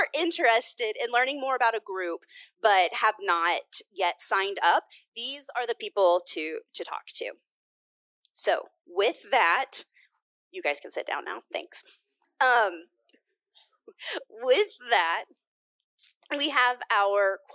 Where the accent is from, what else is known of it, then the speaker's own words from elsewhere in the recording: Fayetteville, Arkansas, United States; moved away as an adult; also born or lived in Washington, District of Columbia, United States; I grew up in Fayetteville, graduated from the university, moved to DC, where I lived for about 15 years